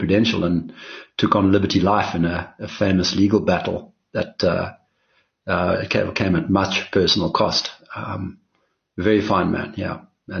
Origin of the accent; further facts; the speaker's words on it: East London, Eastern Cape, South Africa; born there; Yeah, that's right. I was born in East London, the bustling metropolis of, into a family that had been there for many generations.